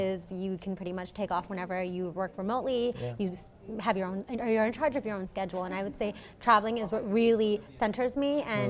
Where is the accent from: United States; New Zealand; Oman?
Oman; now in Canada; I'm actually not from Canada. I was born and raised in the Middle East in this small country called Oman. And I moved here a few years ago, I would say back in 2008.